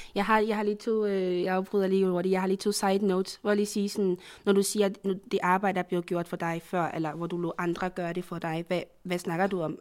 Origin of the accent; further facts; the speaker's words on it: Côte d’Ivoire; now in Denmark; jeg er fra Afrika, jeg er fra, fra fra Elfenbenskysten